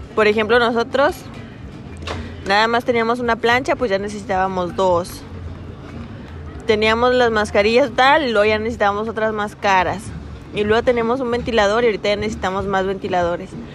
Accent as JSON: {"language": "Spanish", "region": "Durango", "country": "Mexico", "tie": "born or raised there", "also_born_or_lived": "Canatlán, Durango", "said": "Nací en Durango, Durango. Me crié en Canatlán, Durango. Y vivo en la actualidad en Durango."}